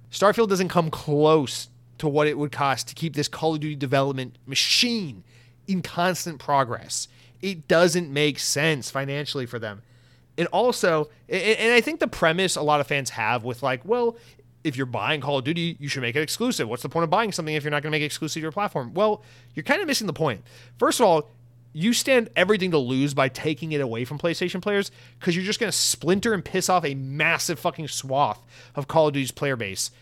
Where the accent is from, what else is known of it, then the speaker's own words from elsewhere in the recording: United States; I'm fucking American